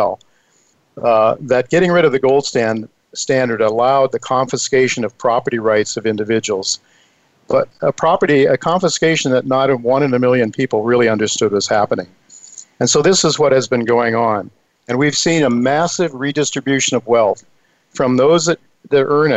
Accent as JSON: {"language": "English", "country": "United States", "said": "we as an American people"}